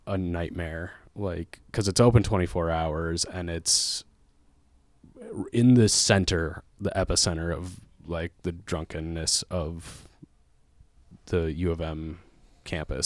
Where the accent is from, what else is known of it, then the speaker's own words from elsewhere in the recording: Lake Elmo, Minnesota, United States; now in Minneapolis, United States; I grew up in Lake Alamo, Minnesota, which is just about forty minutes outside the Twin Cities